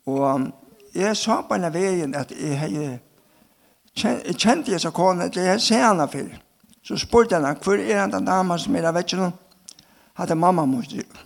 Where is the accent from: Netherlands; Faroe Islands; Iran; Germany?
Faroe Islands; Vestmanna; Danish is a second language; now in Denmark; ja jeg er fra Vestmannen, og er et løyvård. og her fikk jeg min bandom og var oppvaksen her.